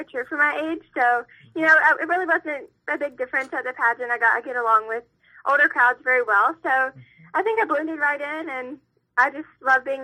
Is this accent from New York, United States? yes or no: no; Louisiana, United States; I'm from a really, really small town